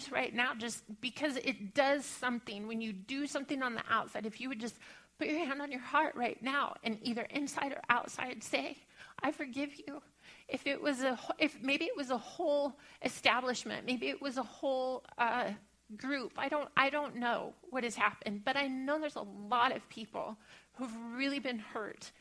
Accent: Bible Belt, the South, United States; growing up in the Bible Belt

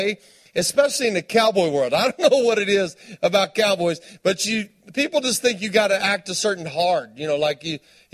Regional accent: Tulia, Texas, United States; I'm from Tuya, Texas. Post is right down the road. It's West Texas.

